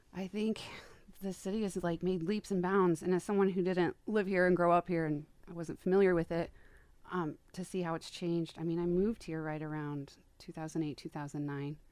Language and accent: English; Wabash, Indiana, United States; now in Fort Wayne, United States; I grew up in Wabash, Indiana